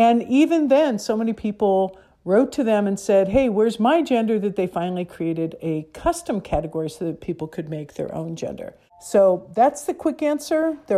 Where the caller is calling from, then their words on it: Emeryville, California, United States; I'm the Executive Director at Gender Spectrum, and I'm calling from Emeryville, California, which is right near San Francisco, California.